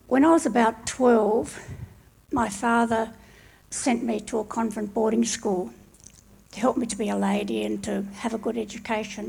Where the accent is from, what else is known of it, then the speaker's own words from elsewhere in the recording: Hobart, Tasmania, Australia; I was born in Hobart during the war